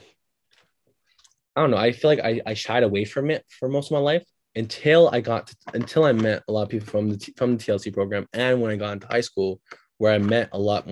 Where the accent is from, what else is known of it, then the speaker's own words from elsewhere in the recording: Canada; also born or lived in Turkey; growing up, like, here